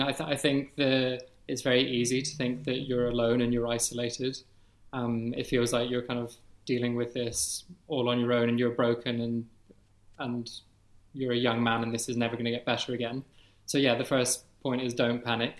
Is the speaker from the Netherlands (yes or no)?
no; Edinburgh, Scotland, United Kingdom; I'm 30 years old, and I'm from Edinburgh.